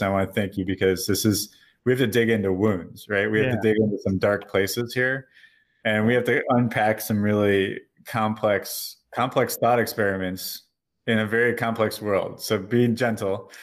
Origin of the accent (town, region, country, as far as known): Chicago, Illinois, United States; moved away as an adult; now in New Zealand